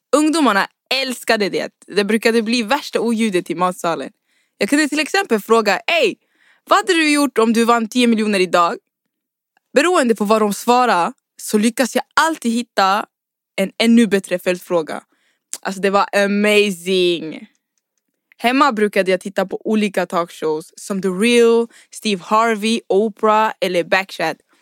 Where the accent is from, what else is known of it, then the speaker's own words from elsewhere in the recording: Uddevalla, Västra Götaland, Sweden; Jag kom till Sverige i november 2005. At the time var jag bara nio år gammal och vi hamnade i en liten stad nära Trollhättan. Den kallades Uddevalla